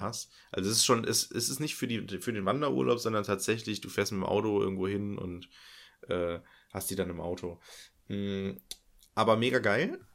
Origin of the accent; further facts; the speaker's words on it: Germany; meine Heimat ist ja an der niederländischen Grenze